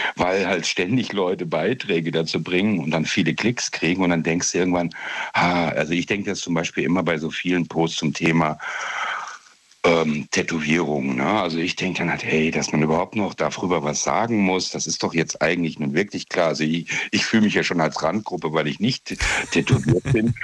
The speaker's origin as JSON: {"language": "German", "area": "Trier area", "region": "Rhineland-Palatinate", "country": "Germany", "said": "Ich bin aus der Gegend von Trier."}